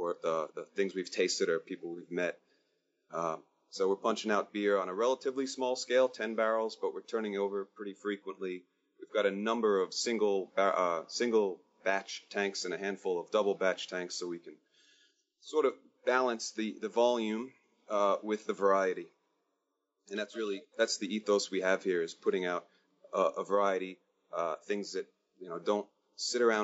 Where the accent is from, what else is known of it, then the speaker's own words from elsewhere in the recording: New Jersey, United States; moved away as an adult; now in Australia; I'm from New Jersey. I've been in Australia for about 7 years, just over.